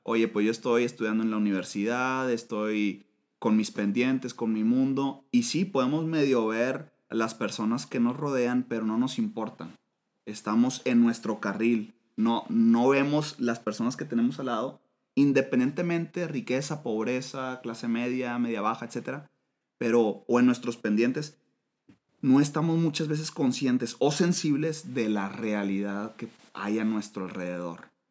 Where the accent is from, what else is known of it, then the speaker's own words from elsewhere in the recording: Monterrey, Nuevo León, Mexico; a los de Monterrey nos dicen regios, los regiomontanos